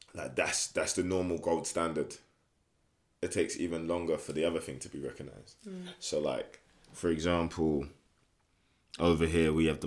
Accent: London, United Kingdom; from England, from London, East London, born and raised in Hoxton

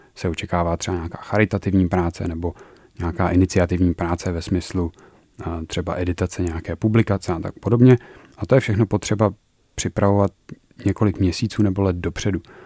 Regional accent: Turnov, Liberec Region, Czechia; Já jsem studoval na gymnáziu v Turnově

